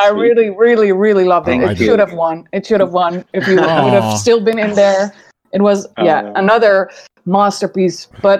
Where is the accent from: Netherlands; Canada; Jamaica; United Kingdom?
Netherlands; As a Dutchie